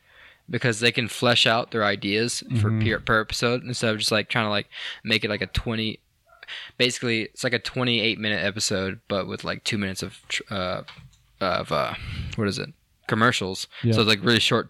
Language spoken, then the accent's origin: English; United States; being there as an American